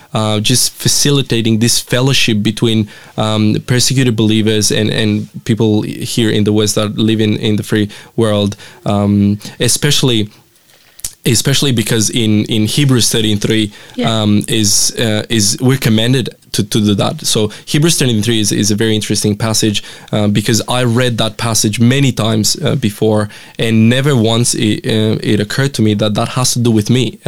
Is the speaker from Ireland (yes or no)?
no; Romania; moved away as an adult; now in Australia; But I grew up in Romania my entire life, born and raised there. About 5 years ago, I moved here to Australia